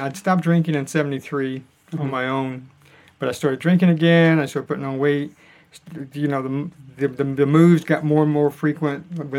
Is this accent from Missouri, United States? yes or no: no; Atlanta, Georgia, United States; also born or lived in upstate New York; now in Northern Virginia, United States; Originally Atlanta, Georgia. Now I live in Northern Virginia.